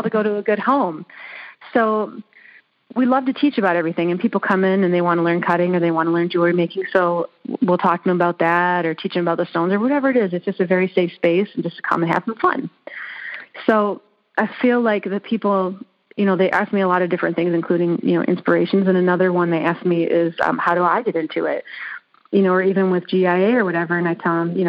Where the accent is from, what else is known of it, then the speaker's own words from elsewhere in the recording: Michigan, United States; I grew up in Michigan